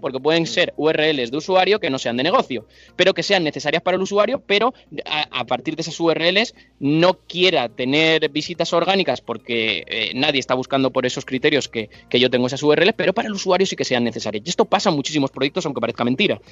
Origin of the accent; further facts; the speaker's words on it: Alicante, Valencian Community, Spain; soy de Alicante